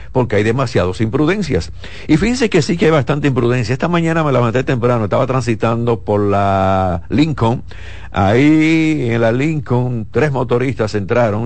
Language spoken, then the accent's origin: Spanish; Dominican Republic; mi país